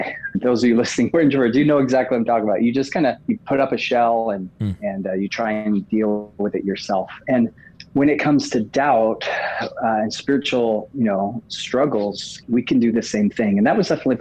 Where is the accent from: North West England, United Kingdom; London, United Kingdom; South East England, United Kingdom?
South East England, United Kingdom; Oxford; moved away; also born or lived in Hawaii; I was actually born in Oxford. So it was like going back home in some ways for me.